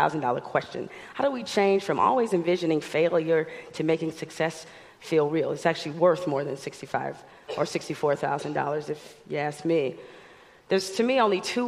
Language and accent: English; Detroit, Michigan, United States; growing up in Detroit